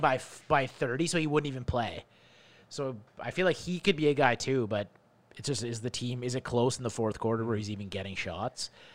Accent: Canada; also born or lived in Toronto; as a Canadian

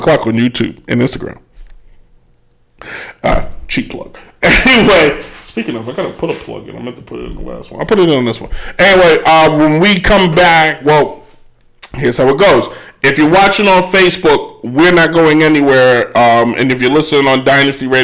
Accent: New York City, New York, United States; I'm from the Bronx

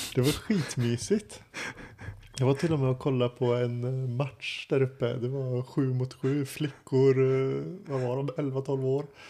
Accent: Sweden; moved away; Det är där jag kommer ifrån

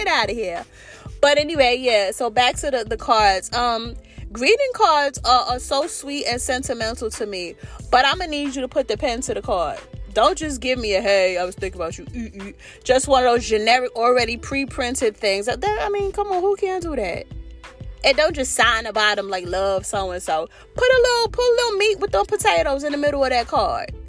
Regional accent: New York City, New York, United States; I'm from New York City, and we're not very friendly people

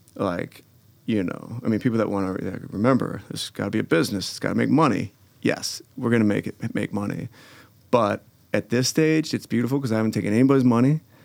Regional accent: Glencoe, Illinois, United States; I grew up in Glencoe

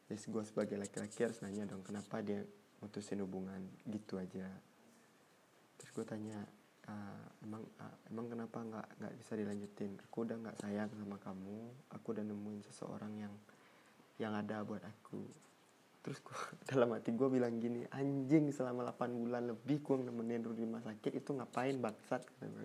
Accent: Padang, West Sumatra, Indonesia; Indonesian is a second language; oh ya btw gue nih orang Padang ya sorry kalau bahasa Indonesia gue kurang lancar kurang baik ya gue balik ke, ke Padang

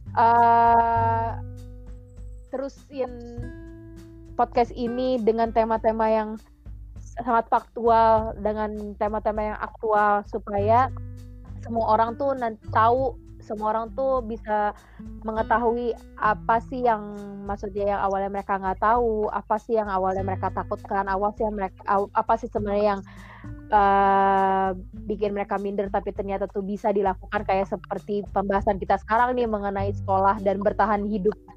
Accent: Bogor, West Java, Indonesia; moved away; gue datang dari Indonesia I come from Indonesia

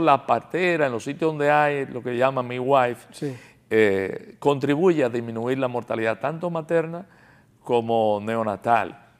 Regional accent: Dominican Republic; como dominicano y como médico

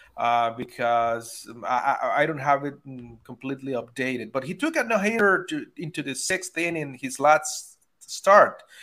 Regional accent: Venezuela; I'm from Venezuela, so we are all crazy about baseball there

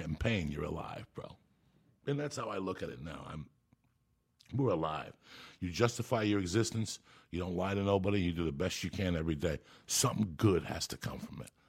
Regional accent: Cuba; also born or lived in Boulder, Colorado; I'm Cuban, so I was born in Santa Ria religion

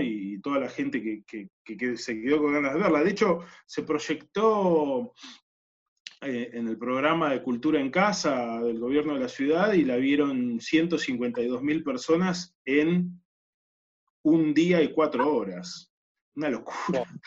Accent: Neuquén, Argentina; crecí en Neuquén

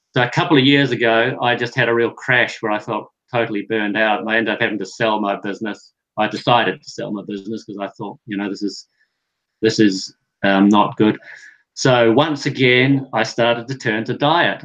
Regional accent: New Zealand; I grew up in New Zealand where um, we're a dairy producing country

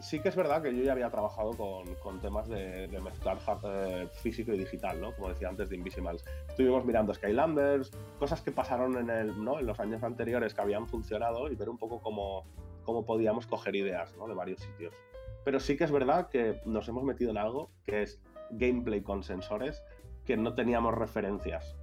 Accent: Valencia, Valencian Community, Spain; now in Barcelona, Spain; Yo soy de Valencia, pero vivo en Barcelona hace un montón.

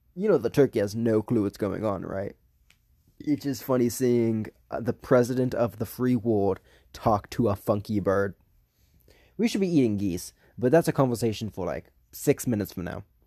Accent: the South, United States; I was raised in the South

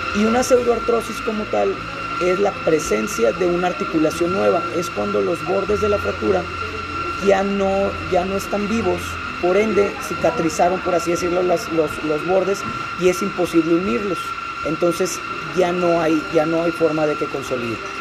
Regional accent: Monterrey, Nuevo León, Mexico; moved away as an adult; now in Puebla, Mexico; yo soy de Monterrey

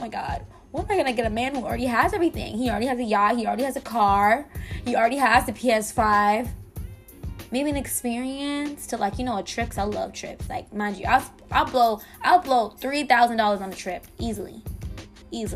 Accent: Miami, Florida, United States; I'm from Miami

